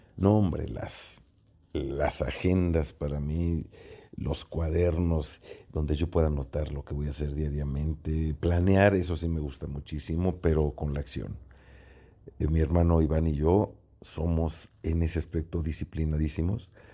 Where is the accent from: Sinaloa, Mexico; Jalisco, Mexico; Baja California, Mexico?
Jalisco, Mexico; como jalisquillos